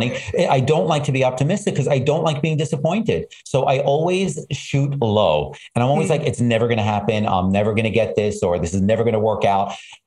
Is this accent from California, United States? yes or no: no; New York City, New York, United States; when I was young, growing up in Brooklyn